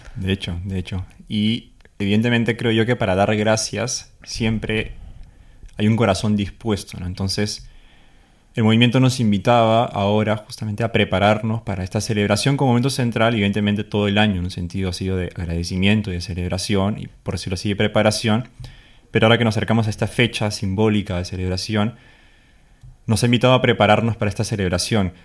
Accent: Peru; moved away as an adult; soy peruano, tengo 24 años y tengo medio año viviendo aquí con el padre Luis

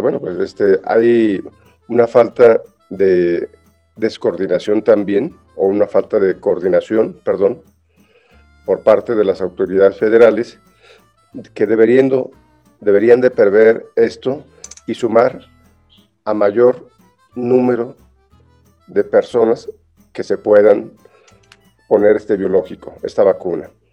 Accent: Mexico; así somos los mexicanos

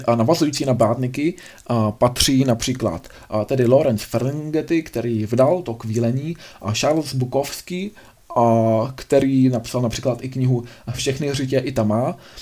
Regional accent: Czechia; u nás v Čechách

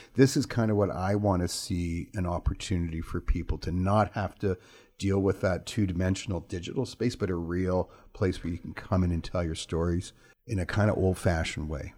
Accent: Toronto, Ontario, Canada; moved away as an adult; now in Prince George, Canada; I'm from Toronto

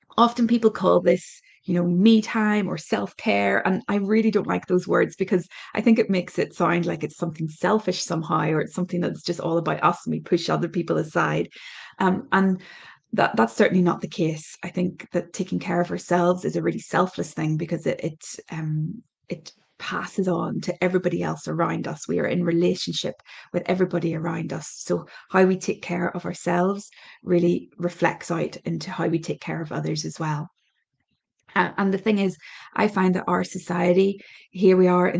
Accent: Ireland; My background is I'm Irish

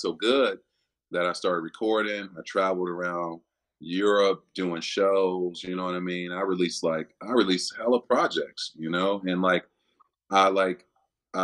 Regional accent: Chicago, Illinois, United States; born or raised there; moved away as an adult; also born or lived in Miami; now in Cincinnati, United States

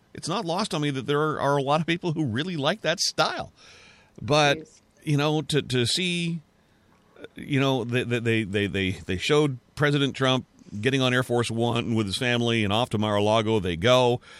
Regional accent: Canada; I'm a Canadian

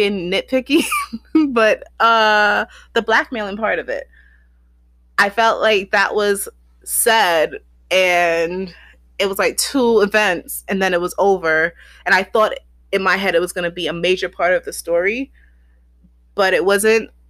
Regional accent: United States; also born or lived in Barbados (ancestry); I was born American

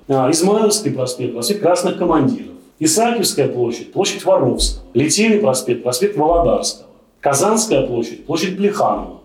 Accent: Saint Petersburg, Russia; как уроженец и 30 лет проживший на Финбане

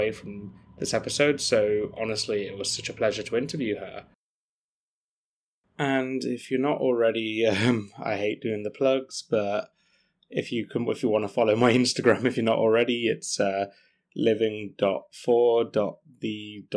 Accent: England, United Kingdom; as true English people

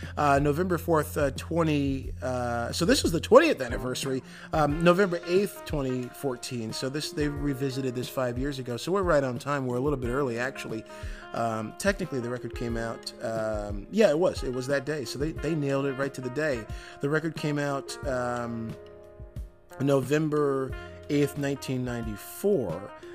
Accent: Detroit, Michigan, United States; Growing up in Detroit, Michigan

